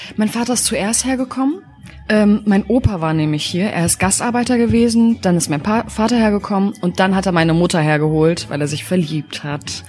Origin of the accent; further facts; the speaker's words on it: Hanover, Lower Saxony, Germany; now in Berlin, Germany; Ich komme aus Hannover.